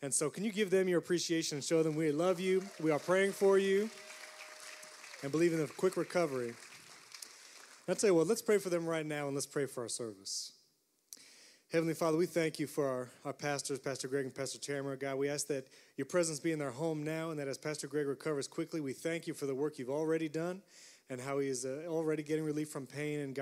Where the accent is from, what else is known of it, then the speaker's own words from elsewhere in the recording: upstate New York, United States; moved away as an adult; also born or lived in Florida; I grew up in New York. I grew up in upstate New York